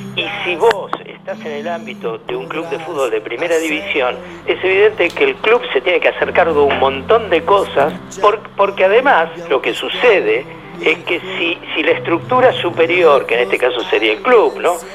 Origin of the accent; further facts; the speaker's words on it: Banfield, Buenos Aires Province, Argentina; moved away; yo viví en Banfield, soy, soy hincha de Banfield, nací en Banfield, soy de Banfield